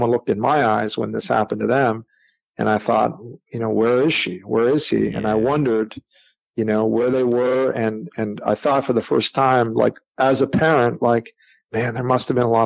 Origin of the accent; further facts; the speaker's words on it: Canada; I grew up in Canada